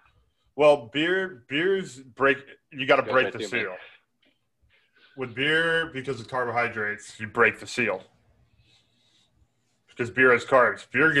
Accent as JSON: {"language": "English", "region": "Texas", "country": "United States", "said": "I'm from Texas. We don't even know what Wisconsin is down here."}